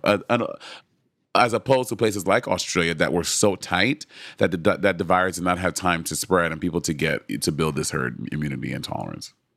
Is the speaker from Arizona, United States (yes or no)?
no; New York City, New York, United States; I was from Brooklyn, New York